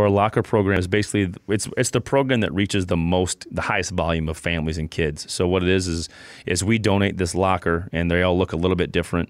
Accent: South Dakota, United States; I'm from South Dakota.

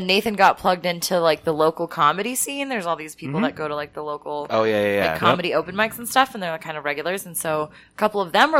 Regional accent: New Mexico, United States; born or raised there; accent: New Mexican; moved away

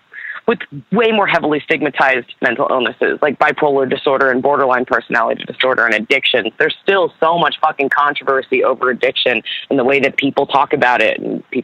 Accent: Camden, New Jersey, United States; born there; So I was born in Camden, New Jersey. I'm adopted, and my birth parents were from that area, like the Philly area.

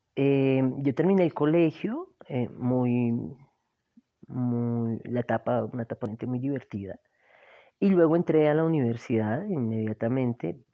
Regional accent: Manizales, Caldas, Colombia; also born or lived in Cali, Colombia; now in Bogotá, Colombia; Nací en Cali y tenía tres meses cuando me llevaron a vivir a Manizales

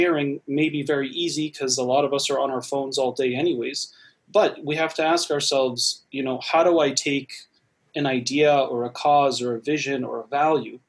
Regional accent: Massachusetts, United States; I grew up in Massachusetts myself

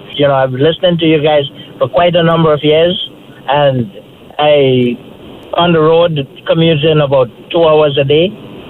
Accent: Trinidad & Tobago; accent: Trinidadian; now in Canada; Yes, I am. I am Trini.

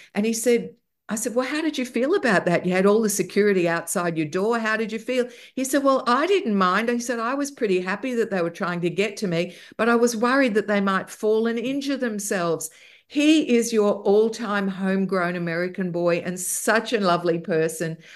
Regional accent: Australia; in Australia, we grew up with all the music we had from the U K, from Canada, and from the States, as well as our local music

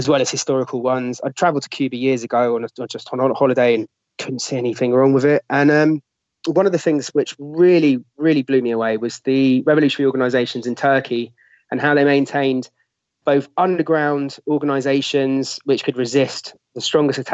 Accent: London, United Kingdom; I'm a Londoner

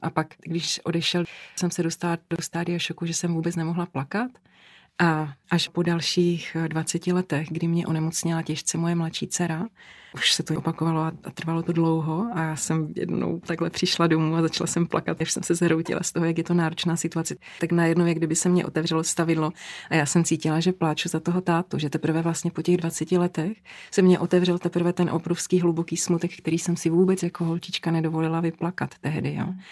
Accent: Kopřivnice, Moravian-Silesian Region, Czechia; v Kopřivnici, odkud pocházím

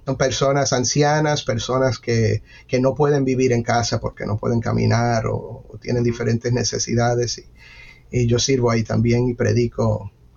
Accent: Miami, Florida, United States; yo crecí en ese ambiente, en una iglesia bautista eh, en Miami, eh, nací en Miami

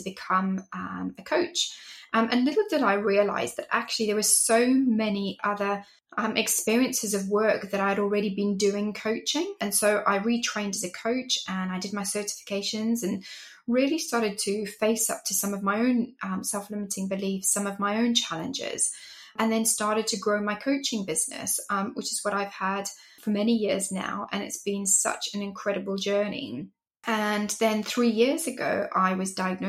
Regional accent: Zimbabwe; moved away as an adult; also born or lived in England; now in United Kingdom; I am from Zimbabwe originally, from Africa, and I'm Greek also. And that's where I grew up

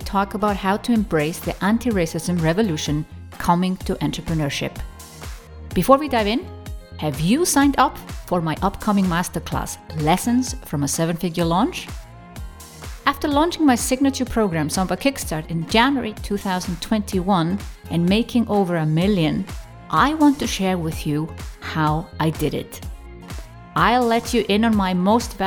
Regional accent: Iceland; as a Icelandic European woman

